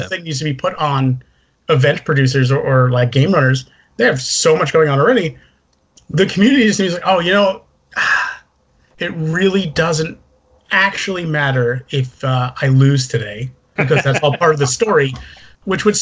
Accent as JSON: {"language": "English", "region": "New Jersey", "country": "United States", "tie": "born or raised there", "said": "I grew up in Jersey"}